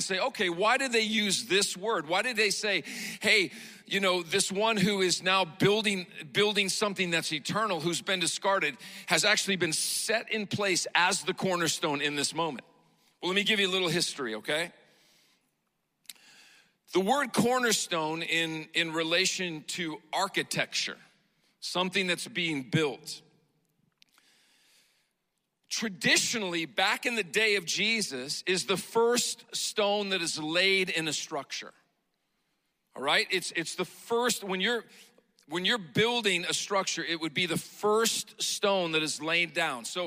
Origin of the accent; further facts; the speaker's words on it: Montana, United States; I grew up in Montana